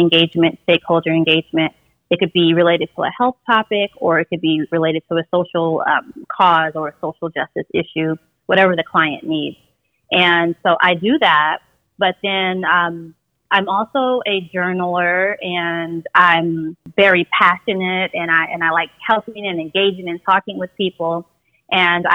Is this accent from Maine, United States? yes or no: no; Las Vegas, Nevada, United States; I'm originally from Las Vegas